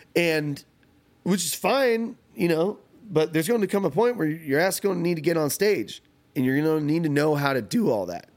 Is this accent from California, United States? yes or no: yes; California, United States; moved away; growing up in California or only around Californians